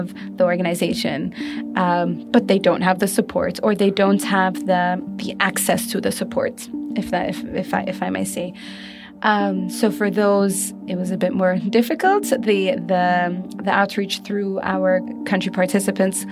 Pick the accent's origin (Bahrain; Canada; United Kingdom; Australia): Bahrain; I'm from Bahrain, and I'm part of the Expo Live team